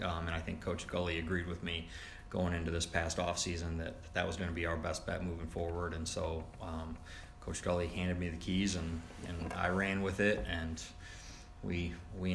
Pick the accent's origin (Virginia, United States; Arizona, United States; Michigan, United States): Michigan, United States; Muskegon; moved away; growing up in Michigan around him